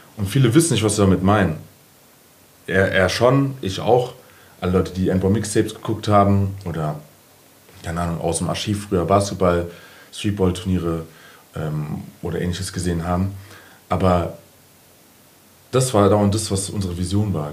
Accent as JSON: {"language": "German", "town": "Frankfurt", "region": "Hesse", "country": "Germany", "said": "ich bin seit eh und die Bockenheimer"}